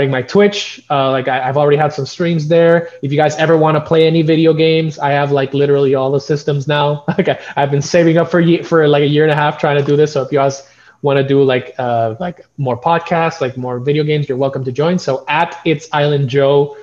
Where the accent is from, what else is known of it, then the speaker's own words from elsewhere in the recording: Puerto Rico; I'm from Puerto Rico